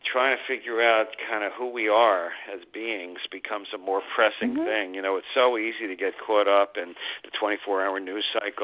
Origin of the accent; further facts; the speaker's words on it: Hastings-on-Hudson, New York, United States; I grew up in the suburbs of New York City. It was Westchester County, a town called Hastings-on-Hudson. And it was about 40 minutes outside of the city.